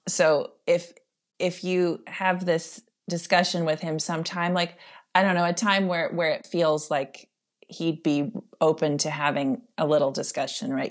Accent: Netherlands; moved away; I grew up in, in the Netherlands

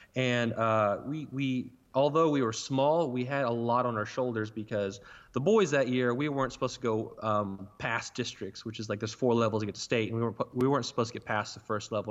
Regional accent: Burlington, Oklahoma, United States; I'm from Burlington, Oklahoma, which is a town of one hundred fifty people

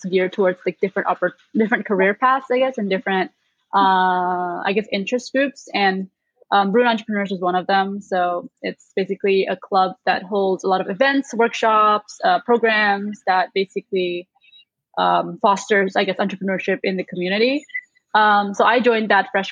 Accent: Indonesia; moved away as an adult; now in Chicago, United States; I'm from Indonesia, so I'm also an international student living and working in the US right now

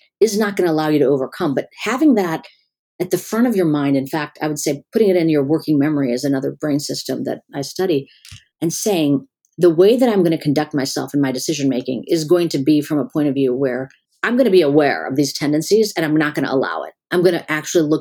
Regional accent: Chicago, Illinois, United States; also born or lived in California / North Carolina / Pennsylvania; now in Florida, United States; I've lived everywhere. I was in California before that, North Carolina. I grew up in Chicago.

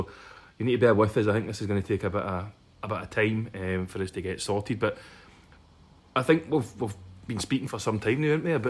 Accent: Glasgow, Scotland, United Kingdom; I am from Springburn

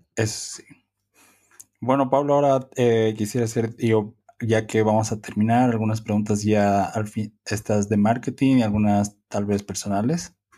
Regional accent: Bolivia; nosotros somos de Bolivia

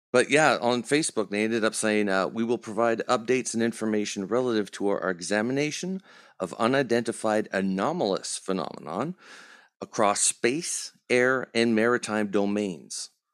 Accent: Canada; We're Canadian too

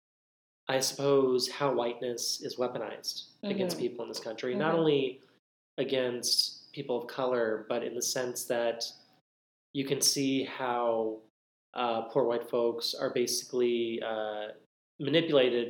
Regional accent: Central Texas, United States; I grew up in Central Texas

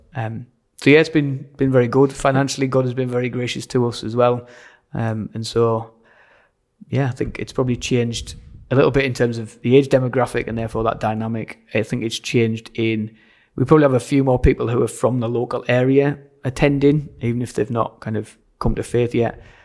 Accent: Sunderland, North East England, United Kingdom; also born or lived in Doncaster; now in Stockton-on-Tees, United Kingdom; I grew up in Sunderland, uh, which is about half an hour up the year nineteen from here.

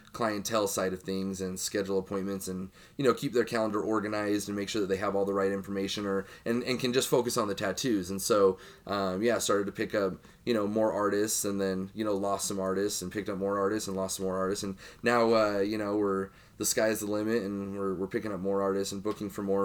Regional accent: Utah, United States; I grew up in Utah

